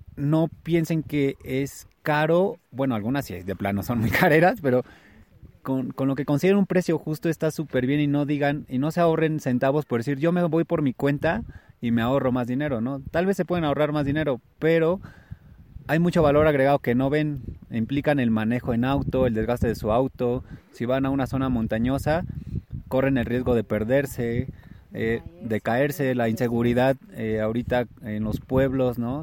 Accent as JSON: {"language": "Spanish", "country": "Mexico", "said": "como mexicanos"}